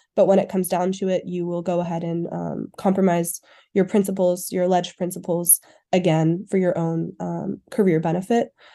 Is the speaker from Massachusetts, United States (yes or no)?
yes; Cambridge, Massachusetts, United States; moved away as an adult; now in Montreal, Canada; I'm from Cambridge, Massachusetts, and I'm currently living in Montreal, Quebec